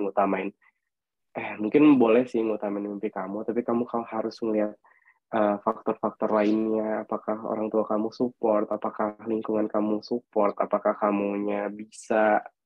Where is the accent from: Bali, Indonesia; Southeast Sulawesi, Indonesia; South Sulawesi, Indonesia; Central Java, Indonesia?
South Sulawesi, Indonesia; Makassar; moved away; Aku asalnya dari Makassar